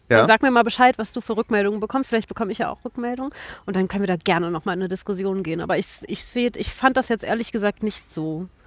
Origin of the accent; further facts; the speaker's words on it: East Germany, Germany; dass ich sozusagen als Ossi jetzt mal rüberkomme